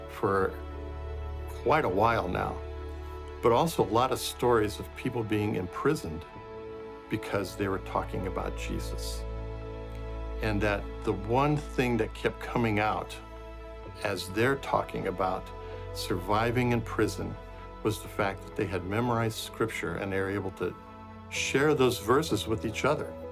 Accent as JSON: {"language": "English", "country": "Brazil", "tie": "born or raised there", "said": "uh, I grew up in Brazil, where my parents were missionaries."}